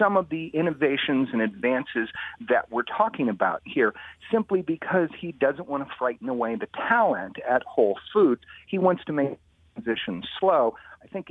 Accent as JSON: {"language": "English", "town": "Washington", "region": "District of Columbia", "country": "United States", "said": "I'm from Washington, D.C."}